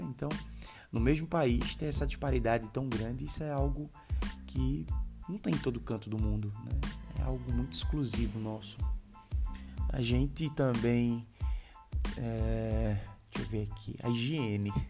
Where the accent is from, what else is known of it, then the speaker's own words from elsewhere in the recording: Recife, Pernambuco, Brazil; sou recifense. Recifense é muito bairrista